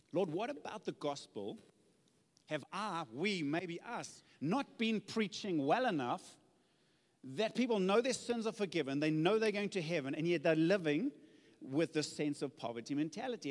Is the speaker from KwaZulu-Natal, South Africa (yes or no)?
yes; Zululand, KwaZulu-Natal, South Africa; I come from Zululand